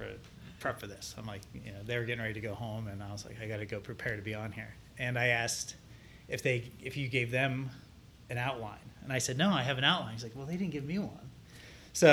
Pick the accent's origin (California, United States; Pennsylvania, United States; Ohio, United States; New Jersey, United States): Ohio, United States; Salem; now in Columbus, United States; I grew up in a small town in Northeast Ohio called Salem. It is just south of Youngstown